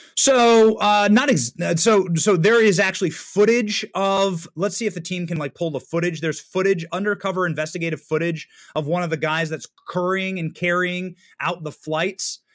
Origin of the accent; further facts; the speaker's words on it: Iowa, United States; I'm in Iowa. I was raised in Iowa.